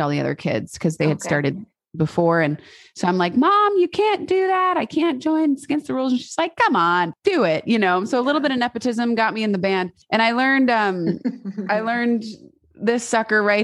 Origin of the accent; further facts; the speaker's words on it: Snohomish, Washington, United States; When I was a little girl, I grew up in Snohomish, Washington, which is about 40 minutes northeast of Seattle.